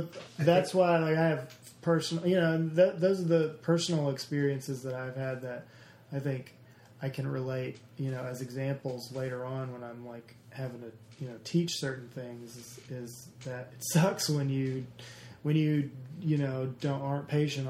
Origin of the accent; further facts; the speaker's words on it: the South, United States; a lot of people say I don't have an accent, even though I'm from the South or whatever.